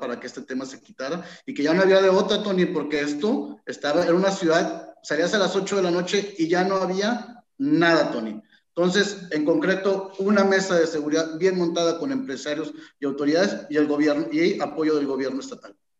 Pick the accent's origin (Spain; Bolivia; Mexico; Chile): Mexico; Tampico-Altamira-Ciudad Madero area, Tamaulipas; Tampico somos Altamira y somos Ciudad Madero también